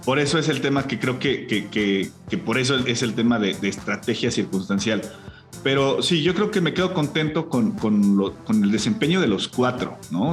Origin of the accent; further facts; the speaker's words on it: Mexico; como mexicano